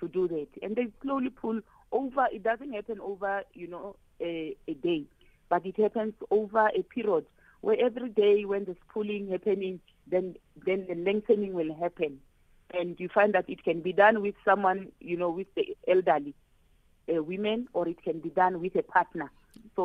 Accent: Limpopo, South Africa; I'm from Limpopo.

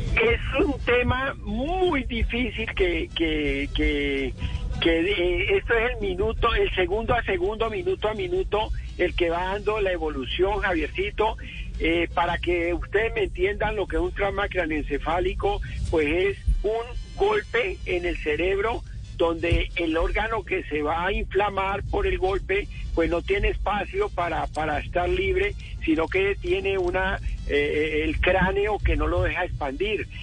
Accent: Colombia; como colombianos

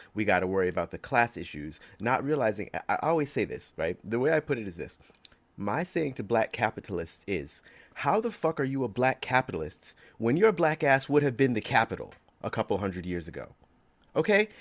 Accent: New York, United States; I grew up in New York

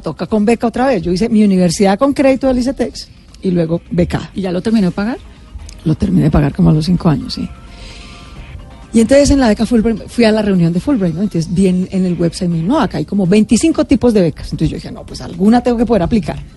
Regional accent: Bogotá, Colombia; yo nací en Bogotá y no en Chocó

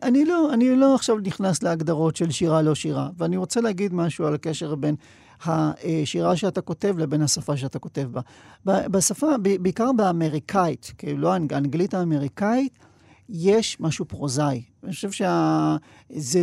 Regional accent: Sderot, Southern District, Israel; שדרות, שזה... עיירה שהפכה להיות עיר שגדלתי בה

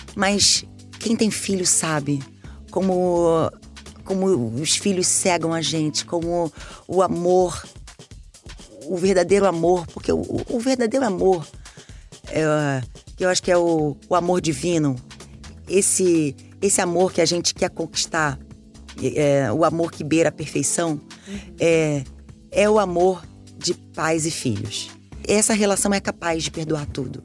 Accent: Brazil

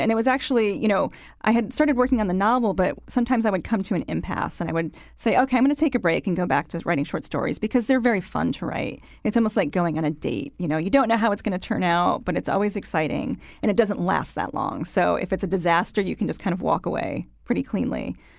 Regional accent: Waterbury, Connecticut, United States; moved away; I'm from Connecticut

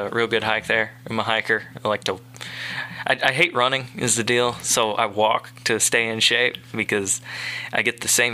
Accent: Nashville, Tennessee, United States; moved away as an adult; also born or lived in Louisville, Kentucky; now in Columbia, Missouri, United States; I'm from Nashville, Tennessee, originally. I've been in Louisville, Kentucky the last couple of years covering horse racing

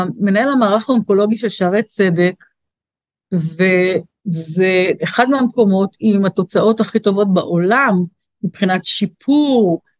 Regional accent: Israel

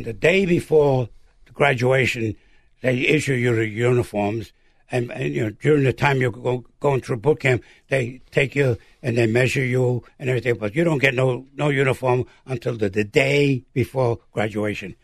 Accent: New York City, New York, United States; where are you from, boy? I said, from Brooklyn, New York.

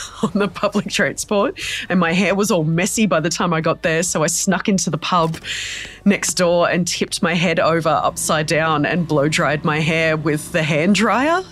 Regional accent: Darug and Gundungurra country, New South Wales, Australia; I was born and raised on Darug and Gundagara country

